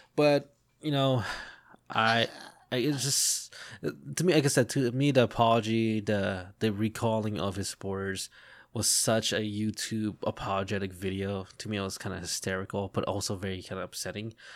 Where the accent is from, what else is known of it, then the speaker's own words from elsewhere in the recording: United States; as an American